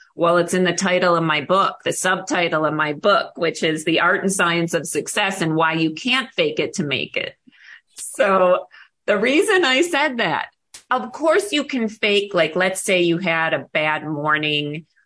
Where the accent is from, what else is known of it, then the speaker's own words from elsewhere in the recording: Buffalo, New York, United States; moved away as an adult; now in Arizona, United States; I grew up in Buffalo, New York